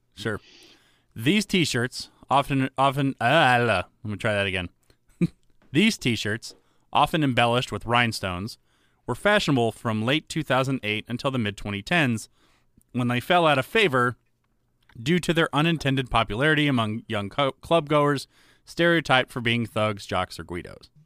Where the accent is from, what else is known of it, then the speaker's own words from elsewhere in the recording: the South, United States; I grew up in the South